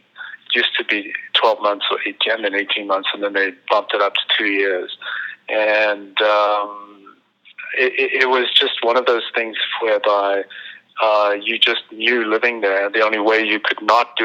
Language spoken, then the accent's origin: English; South Africa; moved away as an adult; now in New York, United States; for a white person growing up in South Africa in the 60s and 70s, and really almost into the 80s, life was amazing. I went to beautiful schools